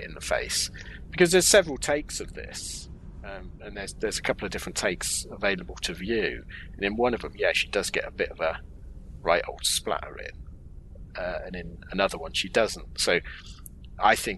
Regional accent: United Kingdom

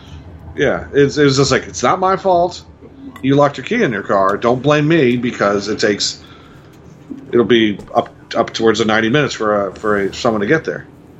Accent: Quakertown, Pennsylvania, United States; From the time we grew up in Quakertown, there were two malls.

